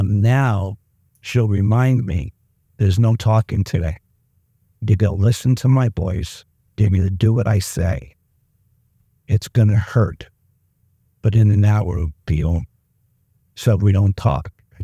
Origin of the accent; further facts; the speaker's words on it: Mechanicsburg, Pennsylvania, United States; I just, because I'm from Mechanicsburg, doesn't matter.